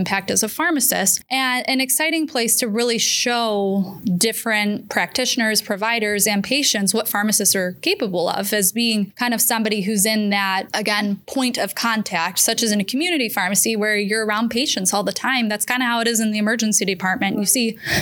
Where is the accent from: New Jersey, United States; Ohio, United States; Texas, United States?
Ohio, United States; Geauga County; born and raised in Geauga County, literally born at the hospital I practice